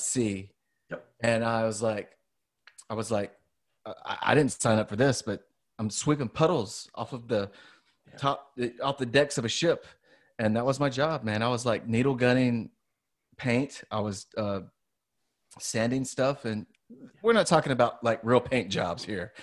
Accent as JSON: {"language": "English", "region": "Louisiana", "country": "United States", "moved": "yes", "said": "I'm from Louisiana"}